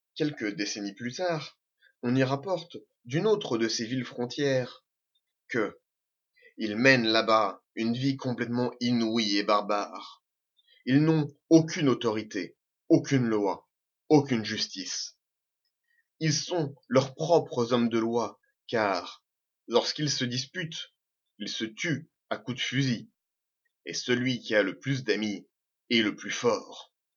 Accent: Normandy, France

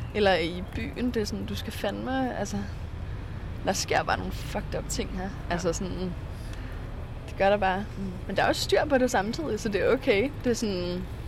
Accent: Frederiksberg, Capital Region of Denmark, Denmark; moved away as an adult; now in Berlin, Germany; jeg er 19 år gammel, og jeg kommer fra Frederiksberg

